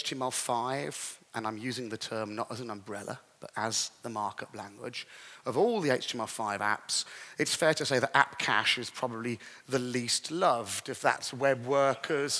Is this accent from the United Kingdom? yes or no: yes; England, United Kingdom; I'm an English gentleman, a classic English gentleman